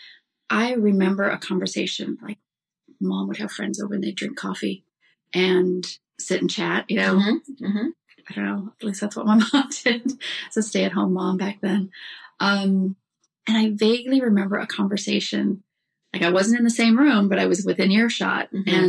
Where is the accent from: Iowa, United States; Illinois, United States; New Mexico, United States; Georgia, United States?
Iowa, United States; I was raised in the Midwest, in Iowa. Oh, wow. I grew up in Iowa.